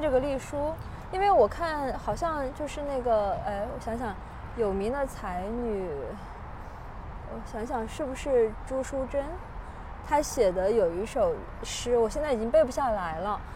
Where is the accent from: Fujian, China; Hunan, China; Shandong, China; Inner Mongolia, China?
Hunan, China; also born or lived in Guangdong / Xinjiang; now in Beijing, China; 我会怀念南，就是湖南的四季还是相对广东要分明一点的